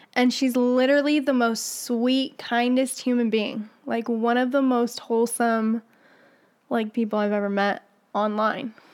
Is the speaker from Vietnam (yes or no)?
no; Morocco; now in United States; growing up in Morocco